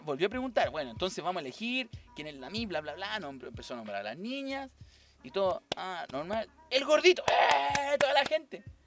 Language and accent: Spanish; Valparaíso, Chile; gente de Valparaíso, acá de Valparaíso